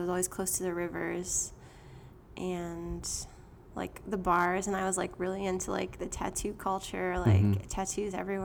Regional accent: Pittsburgh, Pennsylvania, United States; moved away as an adult; also born or lived in Seattle, Washington / New England; now in Brooklyn, United States; I was born in Seattle, but anyways, I grew up in Pittsburgh

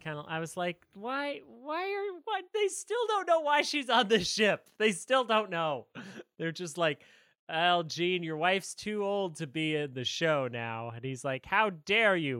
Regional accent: United States; as an American

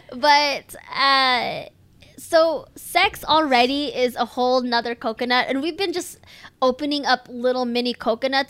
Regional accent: United States; born or raised there

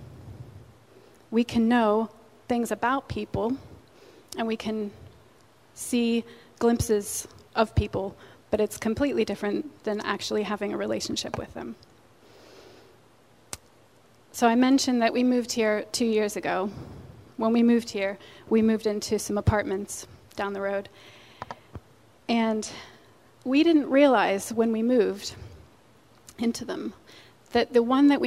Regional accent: Pennsylvania, United States; moved away; also born or lived in England; I'm originally from Pennsylvania

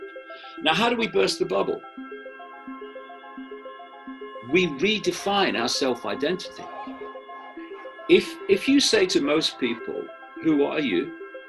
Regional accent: United Kingdom; I am a man, I am white, I am British, etc.

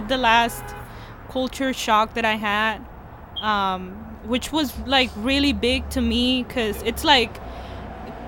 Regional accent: Peru; now in United States; I'm from Peru

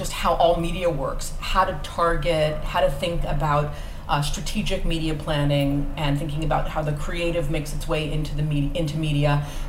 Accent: Los Angeles, California, United States; I grew up in Los Angeles. And I was raised by my dad

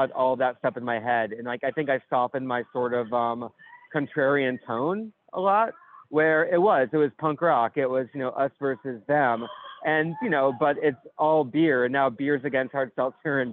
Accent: New York City, New York, United States; my hometown of the little burg of New York City

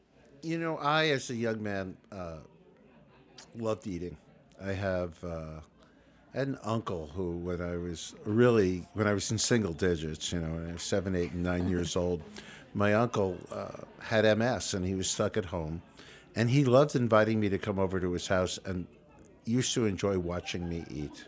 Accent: Brooklyn, New York, United States; And I guess growing up in New York and Brooklyn

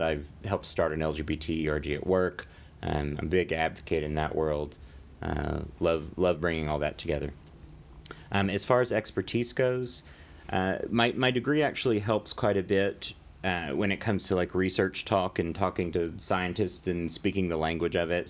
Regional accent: Amarillo, Texas, United States; also born or lived in Louisiana; now in Dallas, United States; born in Louisiana, but when we were f, or when I was four, we moved to Amarillo, and I grew up in Amarillo for pretty much all my life

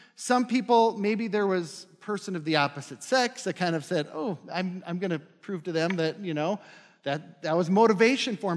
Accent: North Dakota, United States; now in Minnesota, United States; I'm from North Dakota.

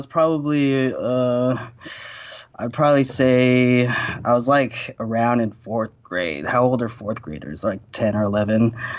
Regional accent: Idaho, United States; moved away; I came from Idaho

